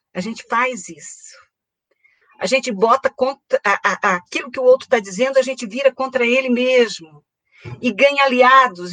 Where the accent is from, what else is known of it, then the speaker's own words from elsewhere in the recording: Itajaí, Santa Catarina, Brazil; Itajaí, cidade onde eu nasci, onde eu fiz essa, essa formação